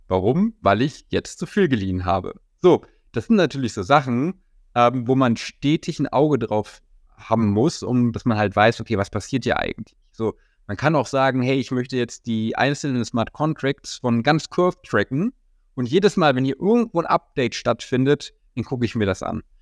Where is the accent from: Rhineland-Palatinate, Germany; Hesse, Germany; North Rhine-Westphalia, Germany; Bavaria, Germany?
North Rhine-Westphalia, Germany; near Bonn; in Bonn, äh, das ist in der Nähe von meiner Heimatstadt